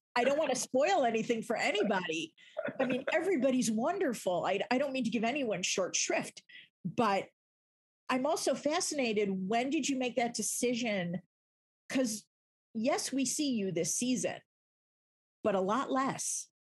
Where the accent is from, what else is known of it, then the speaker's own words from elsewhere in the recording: Chicago, Illinois, United States; I grew up in Chicago